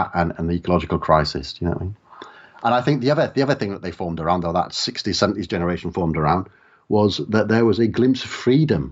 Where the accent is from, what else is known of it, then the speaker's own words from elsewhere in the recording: South Wales valleys, United Kingdom; I grew up in the South Wales valleys